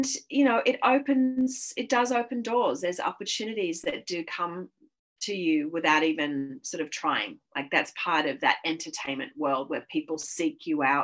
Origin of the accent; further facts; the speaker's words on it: Sydney, New South Wales, Australia; moved away as an adult; also born or lived in Los Angeles, United States; I'm from Sydney.